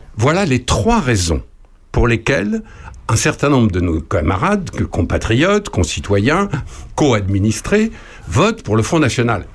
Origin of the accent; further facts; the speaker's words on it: Charny, Bourgogne-Franche-Comté, France; chez nous à Charny et en Puisée en général